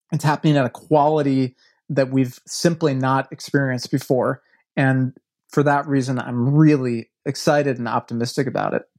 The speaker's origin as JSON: {"language": "English", "town": "Milwaukee", "region": "Wisconsin", "country": "United States", "moved": "yes", "said": "I'm from Milwaukee, Wisconsin originally. I have very few ties to that city"}